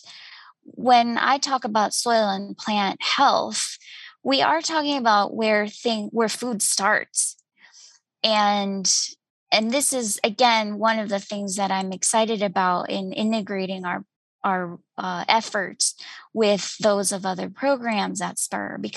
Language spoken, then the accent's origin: English; Guatemala; moved away as an adult; I'm originally from Guatemala, and I grew up in a city